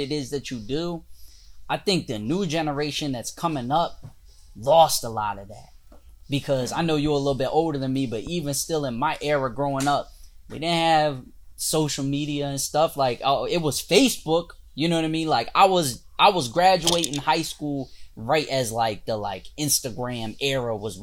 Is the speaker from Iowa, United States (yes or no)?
no; Delaware, United States; when I used to live like growing up in Delaware